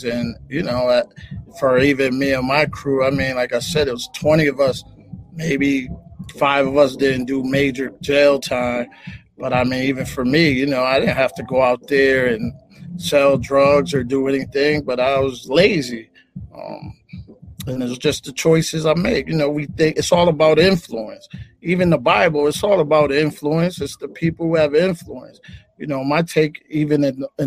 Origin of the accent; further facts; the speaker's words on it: Springfield, Massachusetts, United States; I'm from Springfield, Massachusetts